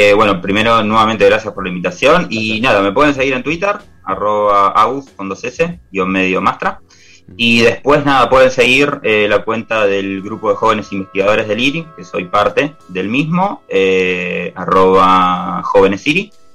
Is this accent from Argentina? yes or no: yes; Argentina